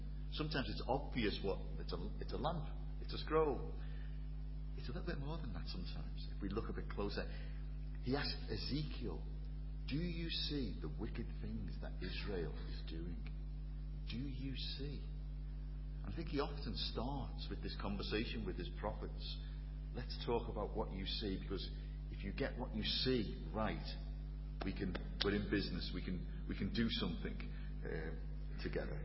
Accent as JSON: {"language": "English", "town": "Liverpool", "region": "North West England", "country": "United Kingdom", "accent": "Scouse", "said": "I'm from Liverpool, tell by the accent"}